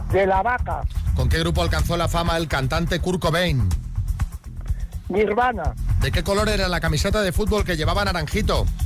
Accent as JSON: {"language": "Spanish", "town": "Escalona", "region": "Castilla-La Mancha", "country": "Spain"}